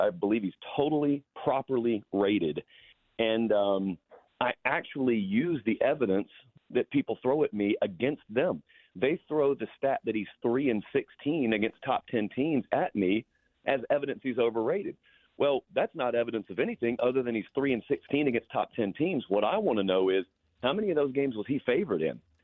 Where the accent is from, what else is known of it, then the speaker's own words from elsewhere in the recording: the South, United States; growing up in the South